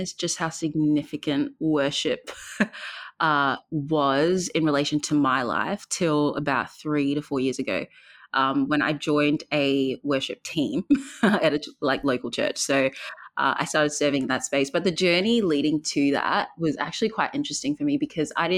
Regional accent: Perth, Western Australia, Australia; also born or lived in Zambia; born in Zambia. I moved to Perth when I was 9 years old. I've lived here since

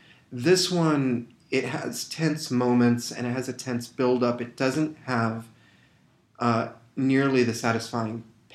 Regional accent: outside of Fresno, California, United States; I grew up outside of Fresno

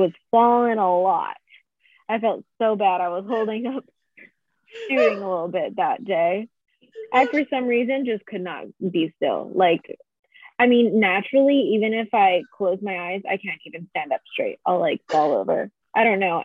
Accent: Hawaii, United States; I'm local and from Hawaii

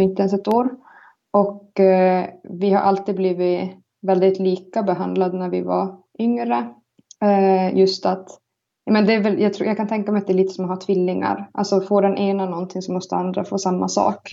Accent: Karesuando, Norrbotten County, Sweden; also born or lived in Palojoensuu, Finland; now in Väddö, Sweden; jag är från Karesuando. Eh, född i Finland, i Palojoensu. Och så flyttade vi till svenska sidan

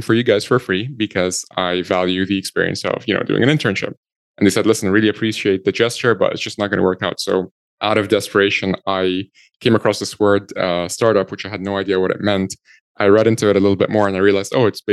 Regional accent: Egypt; moved away as an adult; now in Ireland; I'm originally from Egypt. I'm 100% Egyptian.

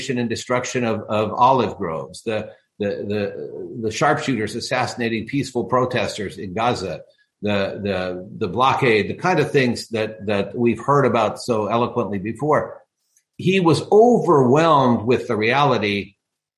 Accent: United States; I, as an American, as a patriot, as a person who represents this country

